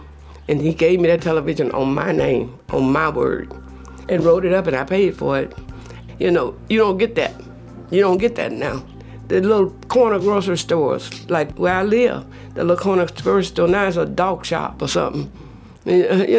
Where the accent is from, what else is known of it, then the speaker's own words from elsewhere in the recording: Oak Ridge, Louisiana, United States; moved away as an adult; now in Seattle, United States; I was born in Oak Ridge, Louisiana. I'm the eighth child of 12 kids.